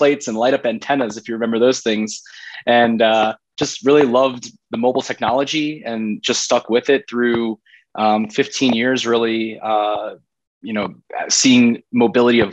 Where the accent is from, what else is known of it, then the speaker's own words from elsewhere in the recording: South Florida, United States; moved away as an adult; also born or lived in Boston / Breckenridge, Colorado; now in Brooklyn, New York, United States; I grew up in South Florida